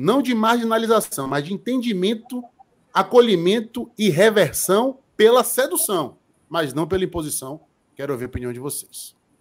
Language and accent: Portuguese; Salvador, Bahia, Brazil; eu cresci no Joelho da Federação e andando para Fonte Nova